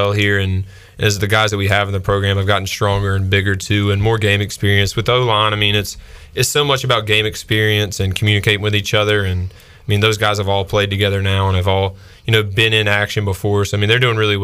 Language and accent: English; Bronson, United States; I'm from Bronson